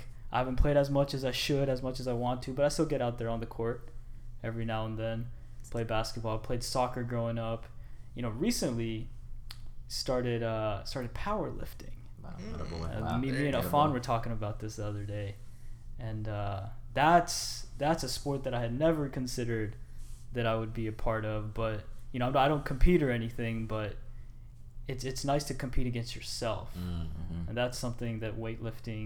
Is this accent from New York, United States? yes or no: no; Huntsville, Alabama, United States; also born or lived in Edmonton, Alberta, Canada; I moved to Madison, Huntsville, Alabama in 1999. I was 6 years old at the time.